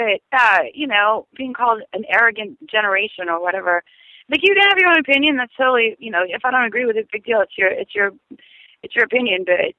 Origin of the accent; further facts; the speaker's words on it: the South, United States; I'm from the South.